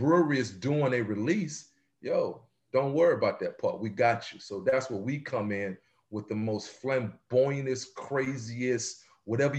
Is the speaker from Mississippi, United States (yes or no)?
yes; Mississippi, United States; moved away; I'm originally from Mississippi, so I chop and screw a lot of words